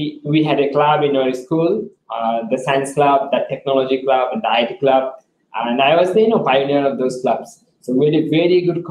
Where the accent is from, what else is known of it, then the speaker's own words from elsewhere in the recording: Bangladesh; I was the leader from Bangladesh